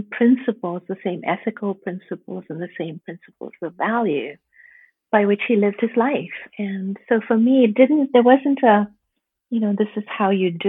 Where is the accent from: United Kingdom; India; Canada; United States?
India; I was born and raised in India